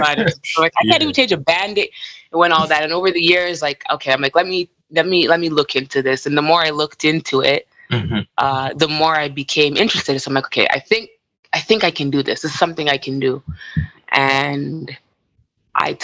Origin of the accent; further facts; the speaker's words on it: Toronto, Ontario, Canada; I grew up in Toronto.